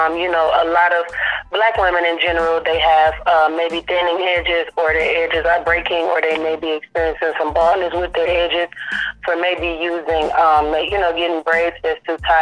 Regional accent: Detroit, Michigan, United States; now in Nashville, United States; I am from Detroit, Michigan. I live in Nashville, Tennessee

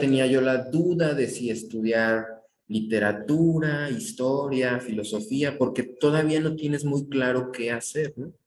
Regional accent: Mexico; como mexicano

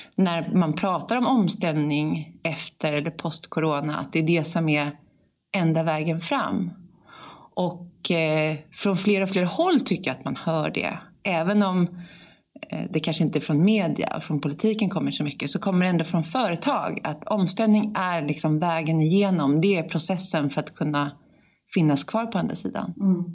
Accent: Sweden

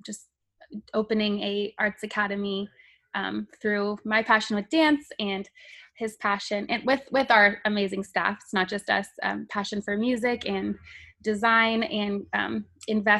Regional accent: Grand Island, Nebraska, United States; I was born and raised in Grand Island

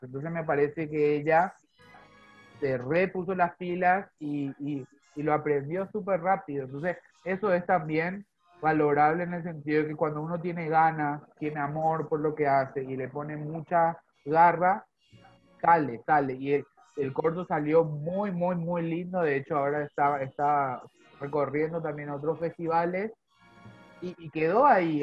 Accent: Paraguay; also born or lived in Zona Sur, Greater Buenos Aires, Argentina; now in Argentina; yo que soy paraguayo

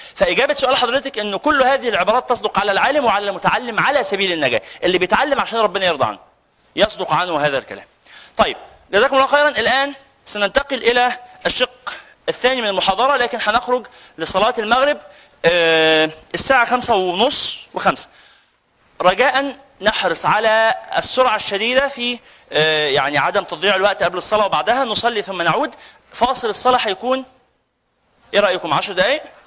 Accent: Egypt; لنا كمصريين

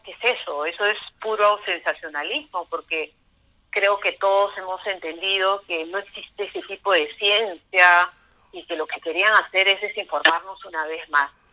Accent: Peru; nosotros como peruanos

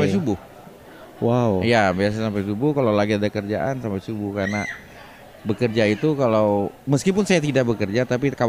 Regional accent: Luar Tebu, East Kalimantan, Indonesia; born there; aku lahir di Luar Tebu. Luar Tebu itu 9 km dari Tenggarong.

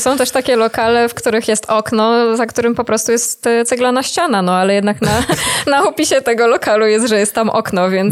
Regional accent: Warsaw, Masovian Voivodeship, Poland; ja jestem na przykład z Warszawy

